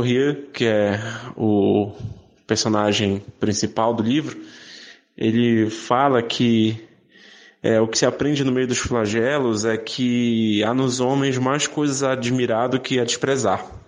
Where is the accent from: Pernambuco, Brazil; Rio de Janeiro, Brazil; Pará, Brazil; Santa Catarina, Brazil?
Pará, Brazil; Belém; moved away as an adult; now in São Paulo, Brazil; eu sou de Belém do Pará, mas eu moro em São Paulo há 10 anos